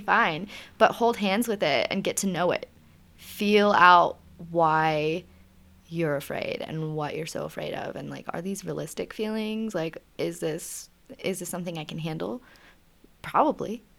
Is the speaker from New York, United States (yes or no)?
no; Richmond, Virginia, United States; moved away as an adult; I'm from Richmond, Virginia originally